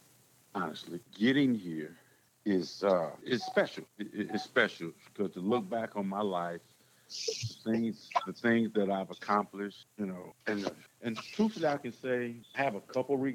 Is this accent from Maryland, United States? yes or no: no; St. Louis, Missouri, United States; I'm from St. Louis.